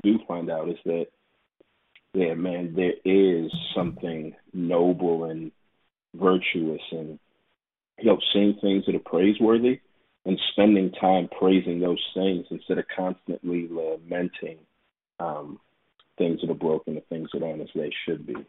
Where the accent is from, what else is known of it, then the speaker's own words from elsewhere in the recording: Houston, Texas, United States; moved away as an adult; also born or lived in Waco, Texas / Dallas, Texas; now in Atlanta, United States; I'm from Texas. You know, I was born and raised in Houston, and I spent some time in Waco, and then Dallas, and now in Atlanta